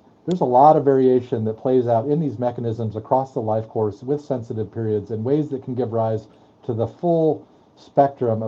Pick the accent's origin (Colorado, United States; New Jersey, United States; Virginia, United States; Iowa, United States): Colorado, United States; Colorado Springs; I grew up in Colorado Springs, again, stocking dairy products and with a second grade mom teacher